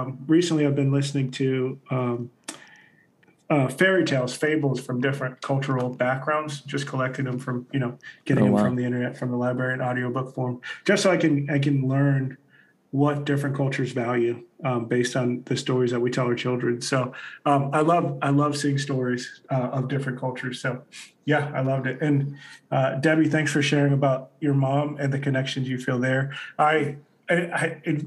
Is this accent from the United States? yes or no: yes; United States; I grew up Black in America, African American